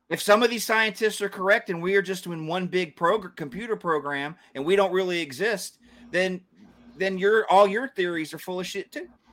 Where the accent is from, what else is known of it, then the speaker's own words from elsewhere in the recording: Georgia, United States; I was born and raised in Georgia.